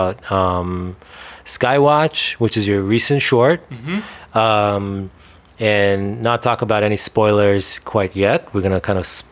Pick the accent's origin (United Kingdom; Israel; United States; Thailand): Israel; first language Hebrew; English is a second language; moved away; I grew up in Israel and I spoke mostly Hebrew as a kid.